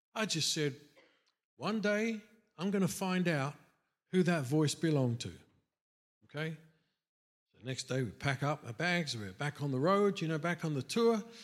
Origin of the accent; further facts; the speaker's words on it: England, United Kingdom; moved away as an adult; growing up in England